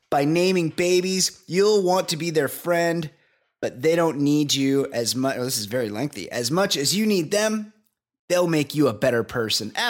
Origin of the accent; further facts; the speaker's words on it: New Jersey, United States; born there; I was born in Jersey, so I appreciate Ed's take and accent.